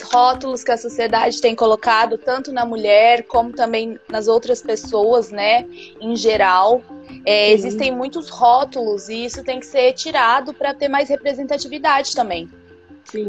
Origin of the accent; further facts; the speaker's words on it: Brazil; moved away; Eu já sofri um certo preconceito por ser brasileira